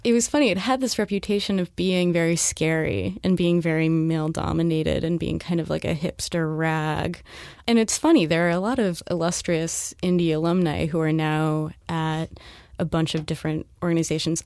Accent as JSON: {"language": "English", "region": "Southern California", "country": "United States", "moved": "as an adult", "lives_now": "New York, United States", "said": "I'm from Southern California."}